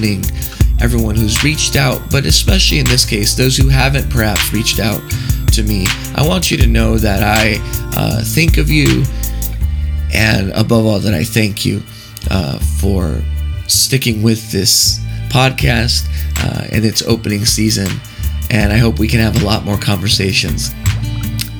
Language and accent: English; Texas, United States; moved away; I'm recording this segment right now in the great state of Texas, my home state